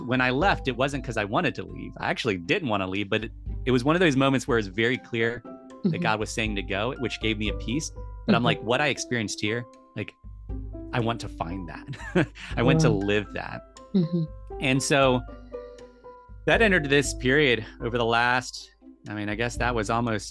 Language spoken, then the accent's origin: English; United States; I'm an American because of where I was born and where my citizenship is